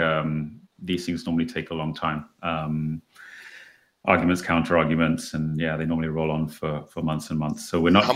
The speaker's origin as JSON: {"language": "English", "region": "England", "country": "United Kingdom", "said": "I'm an English guy"}